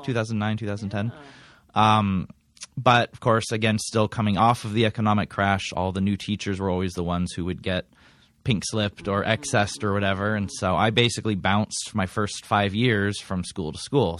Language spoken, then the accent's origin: English; Coronado, California, United States; I was born in Coronado. Uh, born and raised, pretty much lived there most of my life